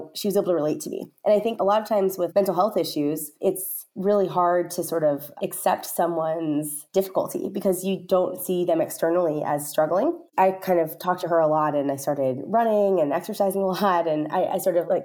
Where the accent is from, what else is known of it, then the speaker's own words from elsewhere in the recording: Stockton, California, United States; I'm originally from Stockton, California, which is a small city in the Central Valley, and I'm one of seven children